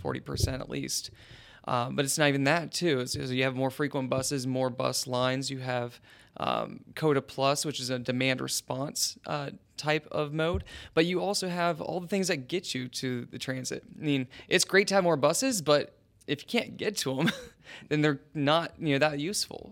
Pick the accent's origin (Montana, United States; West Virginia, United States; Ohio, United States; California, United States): West Virginia, United States; also born or lived in Chicago; now in Columbus, United States; I'm originally from West Virginia